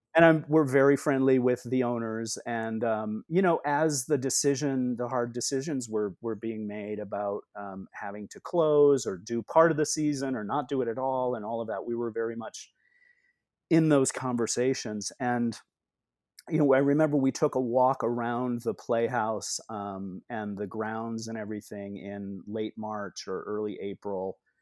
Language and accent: English; Rockford, Illinois, United States; now in New York City, United States; I grew up in Rockford, Illinois